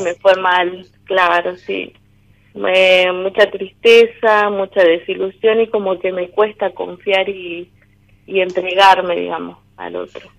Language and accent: Spanish; Salta, Argentina; Soy de Salta Capital